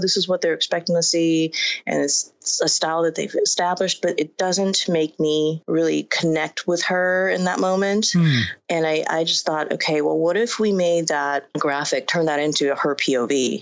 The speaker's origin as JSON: {"language": "English", "town": "Inglewood", "region": "California", "country": "United States", "tie": "born or raised there", "also_born_or_lived": "Asia / Ladera Heights", "said": "when my family and I immigrated here from Asia, we settled in Ladera, and I went to school in Inglewood"}